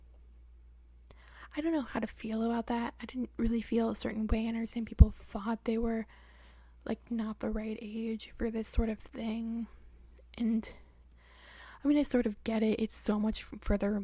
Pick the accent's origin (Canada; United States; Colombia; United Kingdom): United States; Wisconsin; from Wisconsin, if you couldn't tell by the accent.